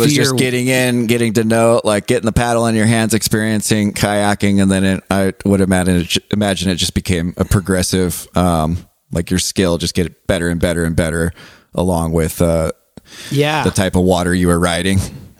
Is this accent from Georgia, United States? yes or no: no; Southern California, United States; now in Helena, United States; I grew up in SoCal. And in Southern California, like growing up surfing, and every other house on the street had a pool.